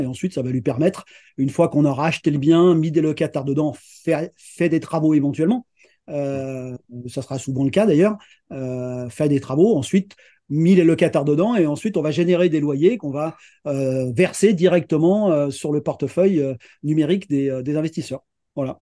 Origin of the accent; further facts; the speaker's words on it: Lyon, Auvergne-Rhône-Alpes, France; je suis originaire de Lyon et j'habite Lyon